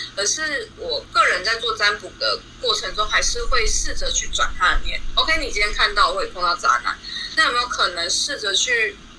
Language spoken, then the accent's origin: Chinese; Tainan, Taiwan; moved away as an adult; now in Taichung, Taiwan; 我是海南人，可是我现在人在台中居住工作